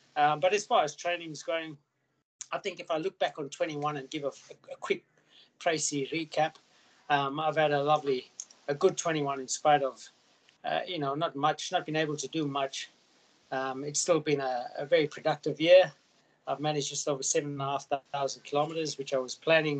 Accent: Queensland, Australia; in my hometown, as Sandy and Darren will tell you, the borders have opened in Queensland

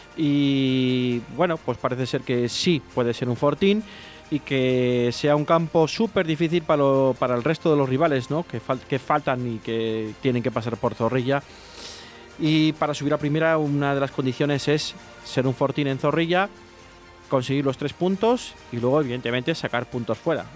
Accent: Valladolid, Castile and León, Spain; somos de Valladolid

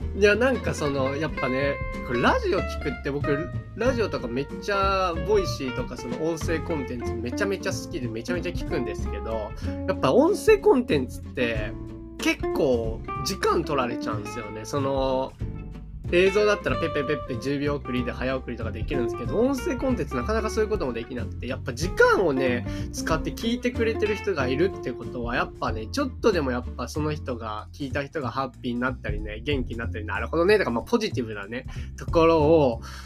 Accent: Shimane, Japan; 僕の実家の島 根県

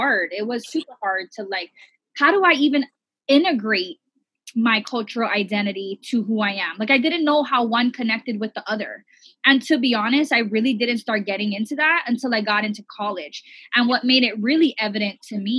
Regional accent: Hawaii, United States; we're all a mixed plate here in Hawaii

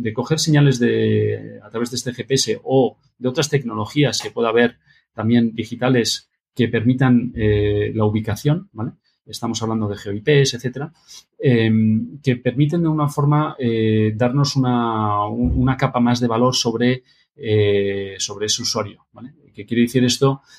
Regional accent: Madrid, Community of Madrid, Spain; also born or lived in Barcelona / Boston / Sweden; yo nací en Barcelona, pero siempre he vivido en Madrid

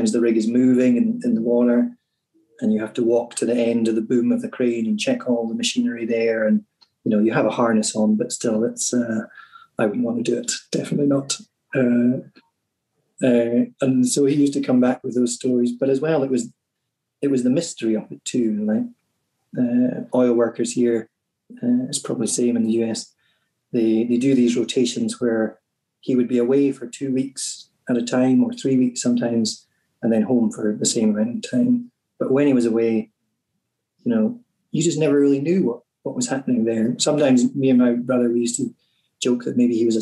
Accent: Cromarty Firth, the Highlands, Scotland, United Kingdom; where I grew up on the Cromarty Firth

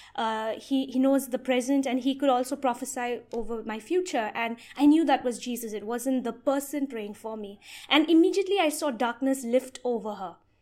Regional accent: Meghalaya, India; I've been born and brought up in the state of Meghalaya

